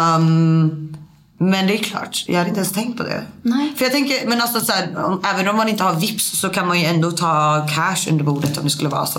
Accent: Sweden; also born or lived in Norway; jag var svensk

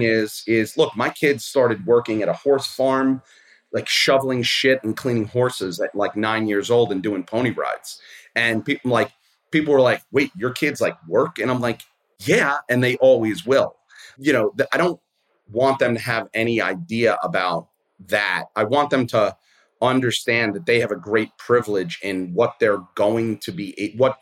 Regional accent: New York City, New York, United States; I grew up in Brooklyn. I'm a public school kid

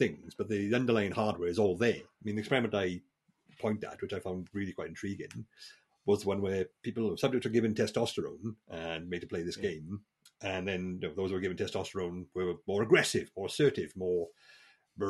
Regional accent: South Wales valleys, United Kingdom; moved away; I'm from the South Wales valleys, where my father was a landlord of a pub, you know, grew up in that sort of environment

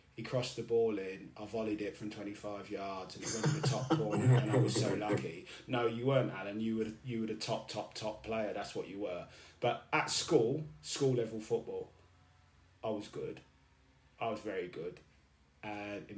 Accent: Portsmouth, South East England, United Kingdom; moved away as an adult; also born or lived in South London; I was born in South London, moved to Portsmouth at a really young age. I was only 3. So I grew up actually in Portsmouth

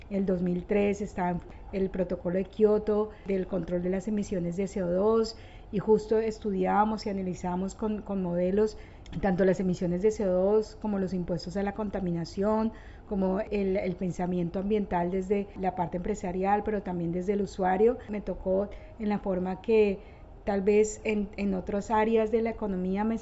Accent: Bogotá, Bogotá Capital District, Colombia; Eh, soy cachaca, soy de, Bogotá, pero mis padres son del sur del Tolima, eh, son, bueno, como todos nuestros padres son campesinos, también víctimas de la violencia.

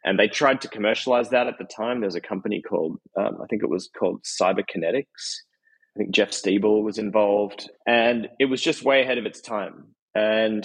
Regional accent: Australia; I'm Australian

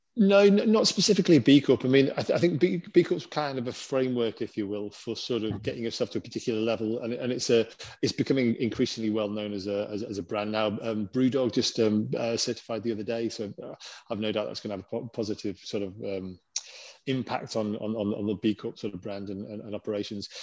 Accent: Lake District, North West England, United Kingdom; now in Innsbruck, Austria; I grew up in the Lake District

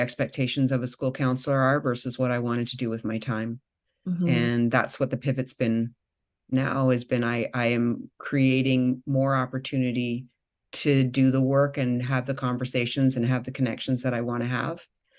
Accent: Victoria, British Columbia, Canada; I was doing a practicum on the east side of Vancouver. I came from from Victoria.

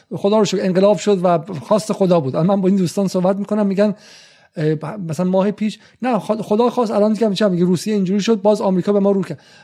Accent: England, United Kingdom; تو انگلیس هم بزرگ شدم

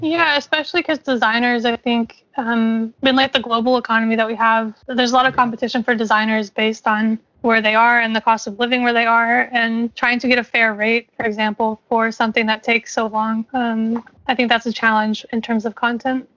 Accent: Kentucky, United States; I grew up in Kentucky

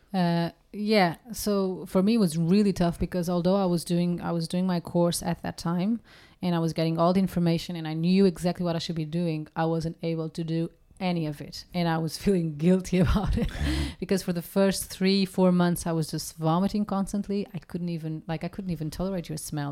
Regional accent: Portugal; English is a second language; moved away; growing up in Portugal, we have the habit of cooking from scratch

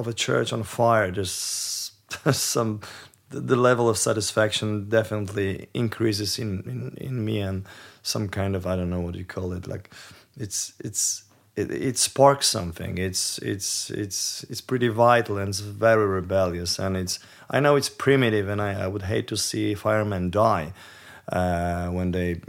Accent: Poland; I was born in Poland. I was raised Catholic

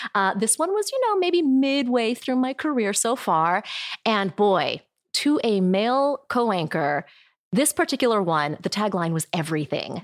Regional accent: Midland, Michigan, United States; now in California, United States; I was born in Midland, Michigan, and I think we were probably one of only a handful of Asian people in our neighborhood

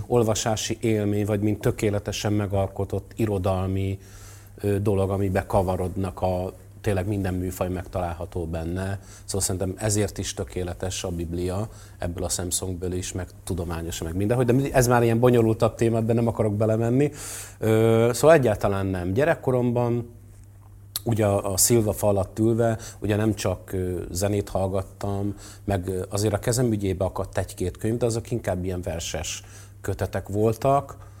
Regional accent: Törökszentmiklós, Jász-Nagykun-Szolnok, Hungary; én is a Hold utcában nőttem föl Törökszent Miklóson

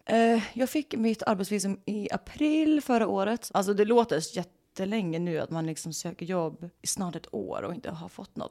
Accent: Sweden; accent: Swedish; moved away as an adult; now in Los Angeles, United States

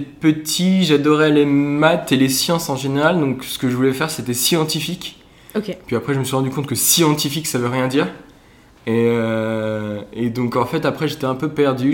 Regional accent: Ensisheim, Grand Est, France; moved away as an adult; also born or lived in Lyon; je viens d'Alsace à la base. J'ai fait euh, toutes mes études jusqu'au bac en Alsace, mon petit village d'Ensisheim

